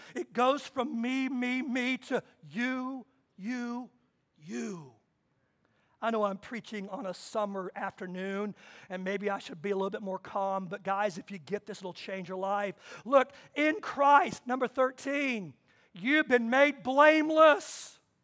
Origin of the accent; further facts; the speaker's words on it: Kansas, United States; I was born in Kansas.